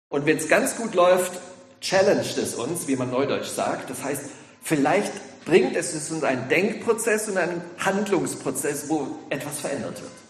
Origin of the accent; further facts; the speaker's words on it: Ludwigsburg, Baden-Württemberg, Germany; ja, ich komme aus Ludwigsburg, bin der Gemeinschaftspastor.